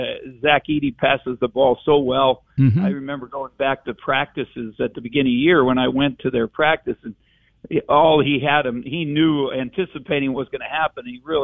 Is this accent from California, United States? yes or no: no; Wisconsin, United States; also born or lived in Kansas / Manhattan, Kansas; now in Champaign, United States; I guess I grew up by birth a Packer fan, you know, growing up in Wisconsin, but living in Kansas City